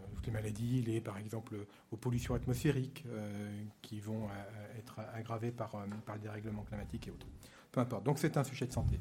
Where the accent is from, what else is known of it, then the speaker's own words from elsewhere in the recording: the West, western France, France; je suis né dans l'Ouest il y a déjà longtemps et je me rappelle que j'allais au catéchisme surtout pour y aller en vélo